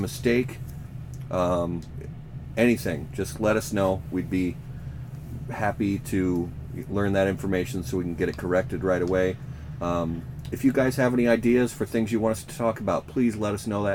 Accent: Minnesota, United States; I'm also from Minnesota

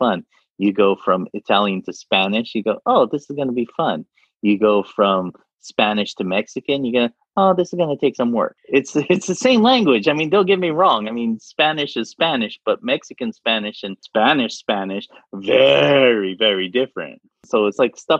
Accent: Saudi Arabia; first language Arabic; I'm from Saudi Arabia.

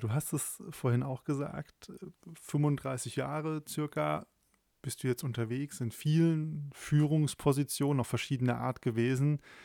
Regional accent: Germany; als Deutsche

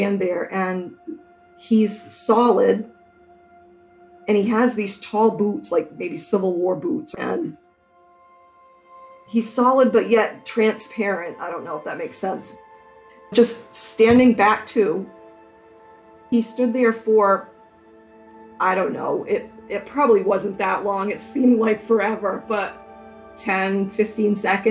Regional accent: Burnham, Maine, United States; I grew up in Burnham, just outside of town.

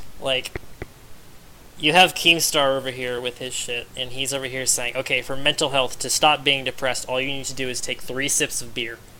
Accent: Florida, United States; I have only left the state of Florida 3 times in my whole life

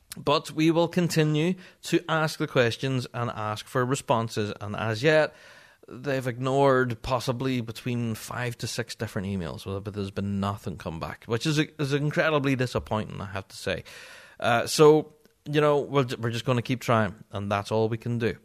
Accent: Northern Ireland, United Kingdom; I'm a Northern Irishman and English is not my first language.

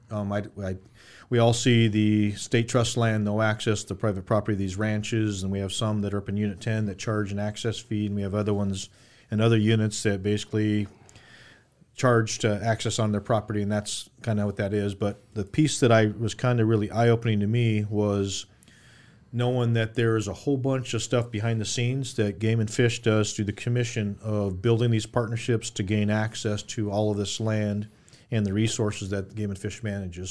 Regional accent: Phoenix, Arizona, United States; I'm born and raised in Arizona, specifically Phoenix

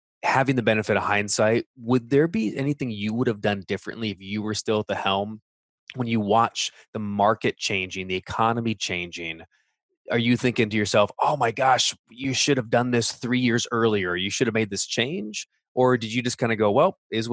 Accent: Orange County, California, United States; moved away as an adult; now in Grand Rapids, United States; I grew up and lived in Orange County, California for 38 years

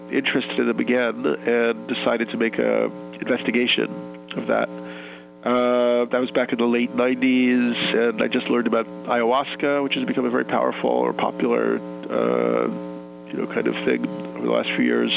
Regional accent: New York, United States; I was born in New York and raised here

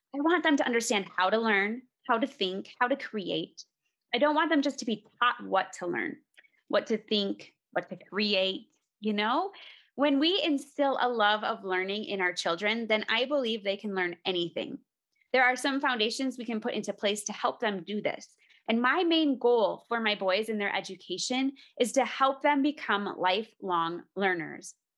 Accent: Minnesota, United States; now in Colorado, United States; we're actually originally from Minnesota. We're in Colorado now

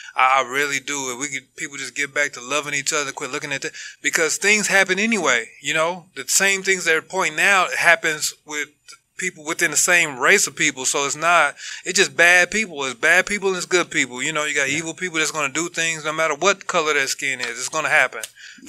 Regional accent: United States; I was born in America

